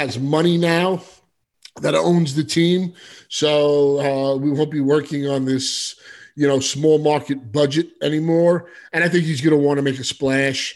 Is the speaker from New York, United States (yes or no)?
yes; New York City, New York, United States; also born or lived in Manhattan; I was born in Brooklyn, raised in Staten Island, Brooklyn